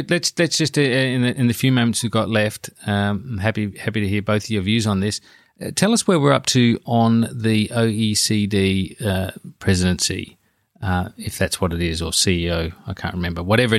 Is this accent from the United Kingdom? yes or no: no; Australia; as an Australian political journalist